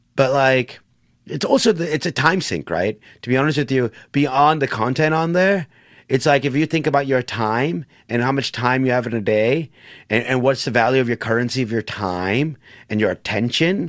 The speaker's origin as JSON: {"language": "English", "country": "United States", "tie": "born or raised there", "said": "My dad chose to move to America. Brought my mom with them. They had me and my siblings."}